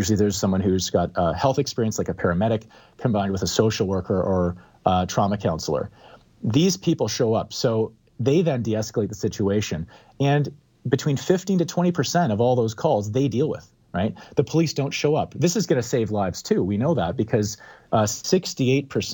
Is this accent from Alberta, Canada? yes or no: yes; Calgary, Alberta, Canada; now in Vancouver, Canada; I live in downtown Vancouver. I grew up in Calgary